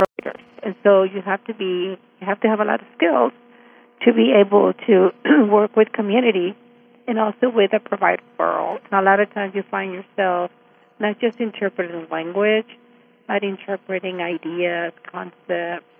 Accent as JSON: {"language": "English", "town": "El Paso", "region": "Texas", "country": "United States", "tie": "born or raised there", "moved": "as an adult", "lives_now": "Austin, United States", "said": "I grew up in Isleta in El Paso"}